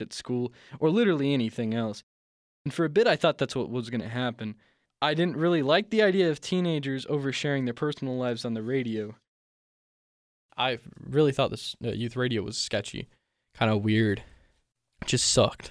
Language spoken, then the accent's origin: English; Ohio, United States; I was born in Ohio